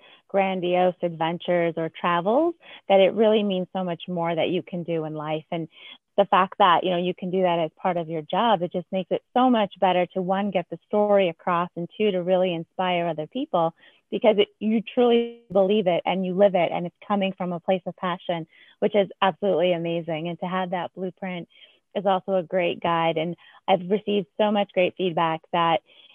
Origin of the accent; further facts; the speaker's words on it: New England, United States; I'm originally from New England